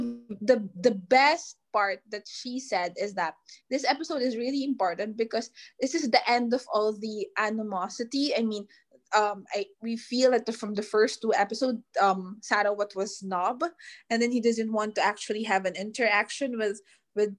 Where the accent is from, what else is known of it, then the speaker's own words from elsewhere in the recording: Manila, Metro Manila, Philippines; we're from Manila